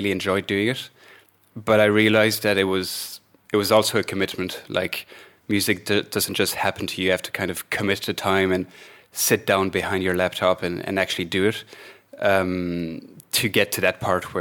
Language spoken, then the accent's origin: English; Belgium; now in Ireland; I'm from Belgium, but I live in Ireland at the moment.